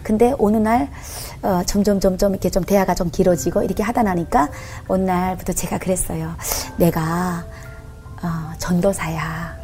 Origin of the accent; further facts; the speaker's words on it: North Korea; moved away as an adult; also born or lived in China; now in South Korea; 북한에서 살 때도